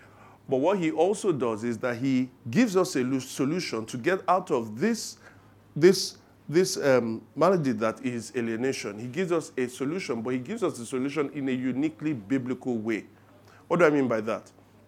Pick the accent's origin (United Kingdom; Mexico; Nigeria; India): United Kingdom; England; I like my toast done on one side. You can hear it in my accent when I talk.